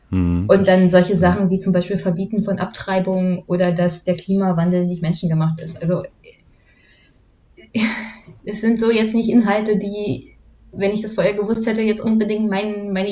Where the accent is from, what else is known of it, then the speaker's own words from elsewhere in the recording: East Germany, Germany; weil ich komme aus dem Osten